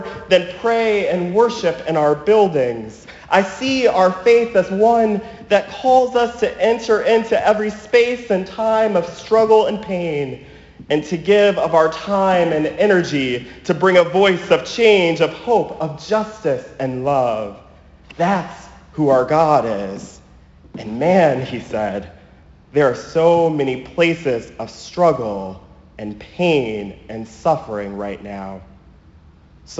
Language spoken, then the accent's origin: English; Chardon, Ohio, United States; now in Westfield, United States; Chardon High School in Ohio, just a few blocks away from my childhood home